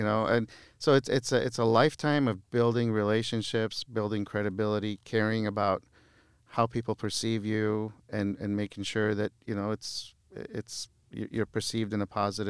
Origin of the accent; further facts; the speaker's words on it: Beirut, Beirut Governorate, Lebanon; born there; moved away; I was born in Beirut. {S1} Yes. {S2} We moved here in the mid '70s during a time of civil war in Lebanon, and they always taught us to appreciate where we are and the opportunities that we have here